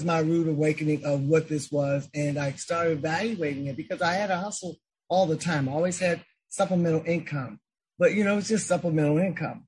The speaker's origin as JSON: {"language": "English", "town": "Chicago", "region": "Illinois", "country": "United States", "tie": "born or raised there", "said": "It was an easy transition growing up in Chicago"}